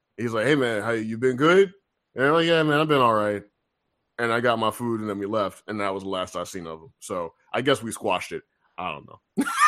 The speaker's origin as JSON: {"language": "English", "region": "Missouri", "country": "United States", "said": "I'm from Missouri"}